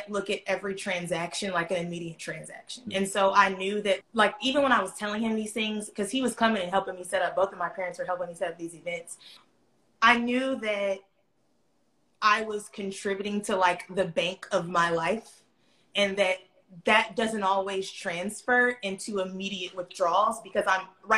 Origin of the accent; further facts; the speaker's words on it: Atlanta, Georgia, United States; I'm from Atlanta. I've lived in Atlanta my entire life.